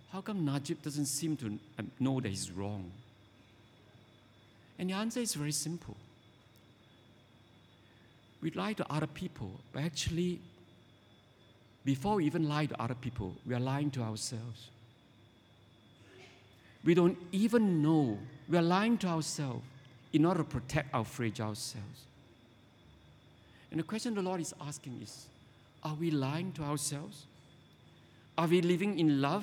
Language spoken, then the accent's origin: English; Penang, Malaysia; I grew up in Penang